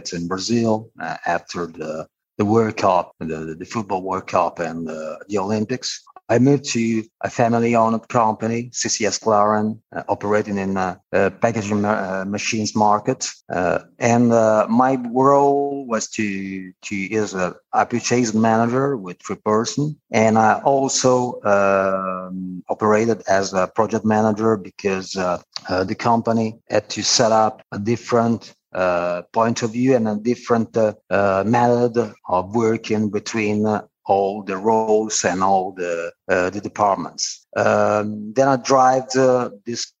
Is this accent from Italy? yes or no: yes; Turin, Piedmont, Italy; moved away as an adult; also born or lived in Reggio Emilia; my hometown Turin